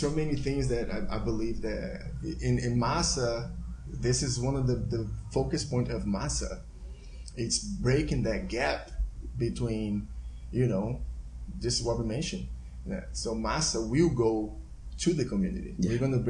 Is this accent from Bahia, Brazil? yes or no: yes; Salvador, Bahia, Brazil; English is a second language; now in Houston, United States; growing up in Brazil